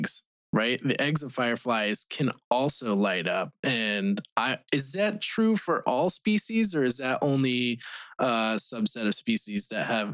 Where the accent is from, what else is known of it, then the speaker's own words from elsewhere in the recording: Vermont, United States; now in Japan; growing up in Vermont, that's where I was actually raised.